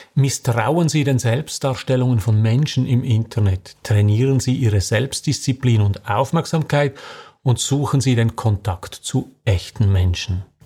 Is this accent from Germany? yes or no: no; Switzerland; bei uns in der Schweiz